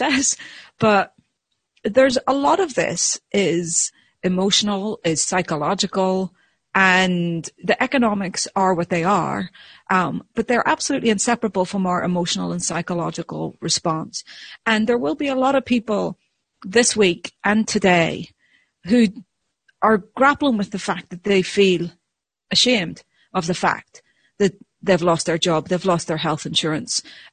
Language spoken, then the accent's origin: English; Ireland; as an Irish person, you know, I was brought up to talk and tell stories and, you know, and yabber